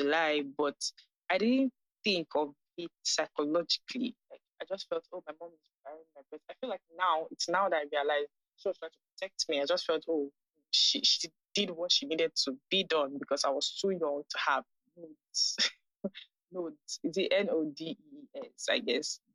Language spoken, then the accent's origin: English; Nigeria; also born or lived in Ghana; I'm 24 years old and I am Nigerian. I currently stay in Lagos, Nigeria